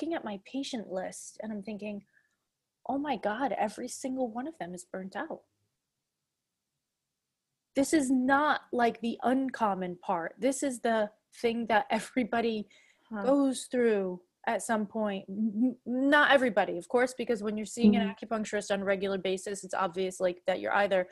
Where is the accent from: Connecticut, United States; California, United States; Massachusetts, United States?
Massachusetts, United States; Fall River; moved away; also born or lived in Prague; I grew up in Fall River